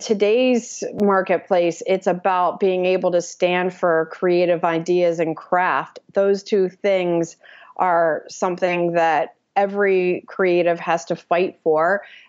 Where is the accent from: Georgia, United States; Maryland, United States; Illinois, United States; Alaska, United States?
Georgia, United States; Atlanta; moved away as an adult; also born or lived in Delaware / London; now in San Francisco, United States; I grew up in Atlanta, Georgia.